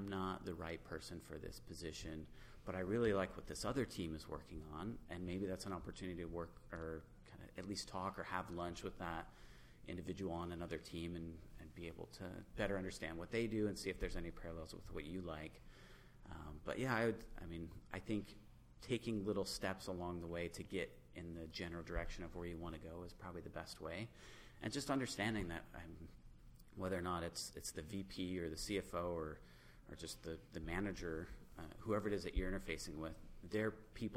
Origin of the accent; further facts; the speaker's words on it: near Lansing, Michigan, United States; now in Grand Rapids, United States; I grew up near Lansing